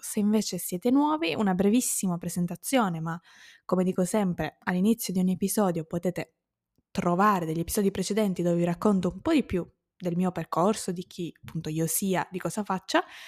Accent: Sicily, Italy; moved away as an adult; now in Turin, Italy; io sono nata in Sicilia, ho vissuto, ho fatto tutte le scuole, tutta la mia infanzia e la mia adolescenza l'ho vissuta lì

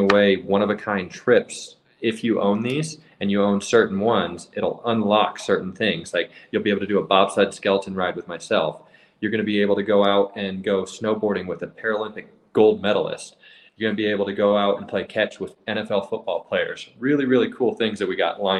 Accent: Parker, Colorado, United States; I grew up in Parker, Colorado

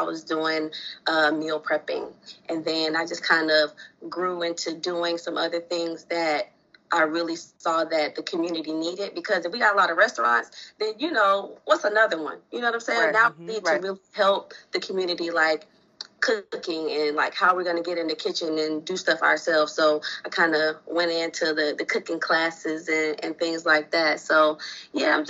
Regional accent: South Florida, United States; now in Atlanta, United States; I'm from South Florida

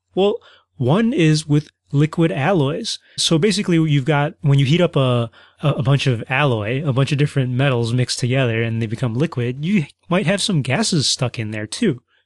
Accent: Midwest, United States; I'm from the Midwest

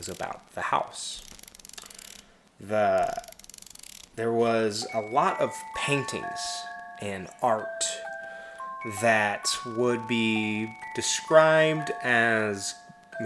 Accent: Midwest, United States; growing up in the Midwest

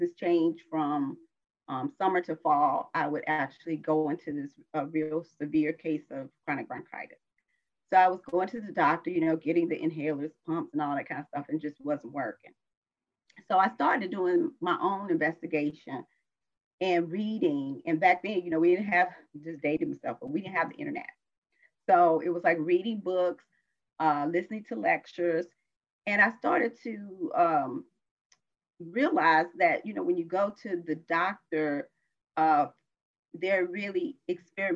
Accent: South Carolina, United States; moved away as an adult; also born or lived in Washington, District of Columbia, United States; I was born in South Carolina.

